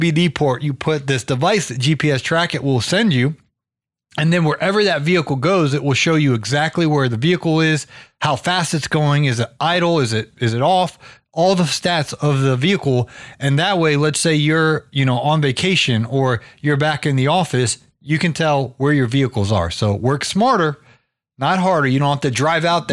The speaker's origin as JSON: {"language": "English", "region": "Georgia", "country": "United States", "said": "I'm from Georgia."}